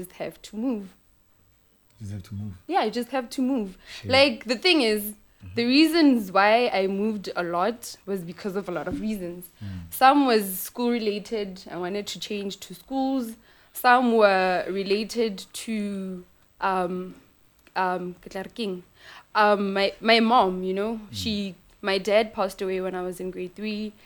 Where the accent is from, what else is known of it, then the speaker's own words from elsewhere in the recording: Seshego, Limpopo, South Africa; I'm from Seshego